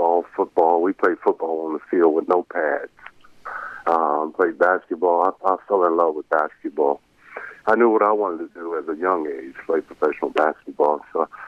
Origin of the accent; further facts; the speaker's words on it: Marietta, Georgia, United States; I grew up in Marietta, Georgia.